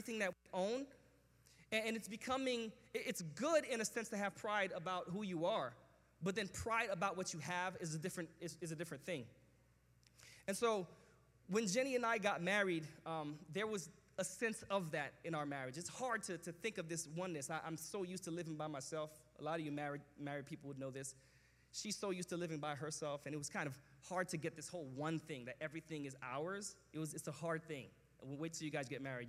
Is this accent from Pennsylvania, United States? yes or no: no; New York, United States; where I grew up in New York